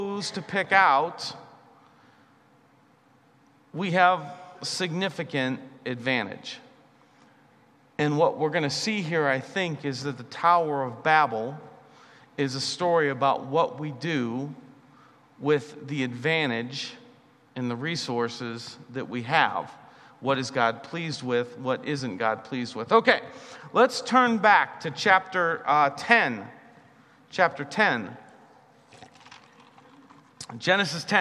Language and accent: English; United States; I'm an American